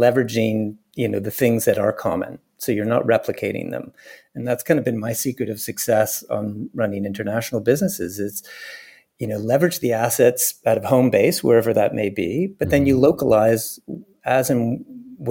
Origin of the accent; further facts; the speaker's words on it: Montreal, Quebec, Canada; accent: English; moved away; I grew up in Montreal in Canada.